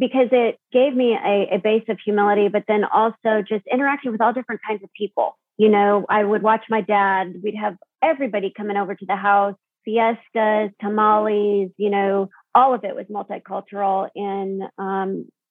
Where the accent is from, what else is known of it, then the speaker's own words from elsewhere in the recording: Tucson, Arizona, United States; I grew up in South Tucson, multicultural streets